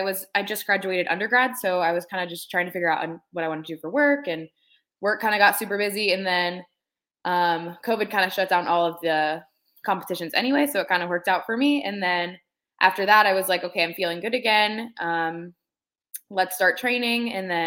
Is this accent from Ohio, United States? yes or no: yes; Hilliard, Ohio, United States; also born or lived in Youngstown, Ohio; I'm from Hilliard, which is like a suburb of Columbus.